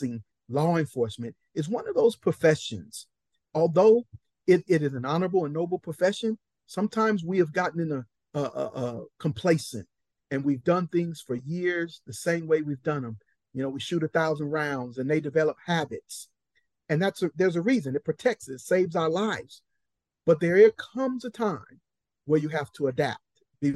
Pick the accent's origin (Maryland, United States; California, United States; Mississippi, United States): California, United States; Compton; I'm a boy from Compton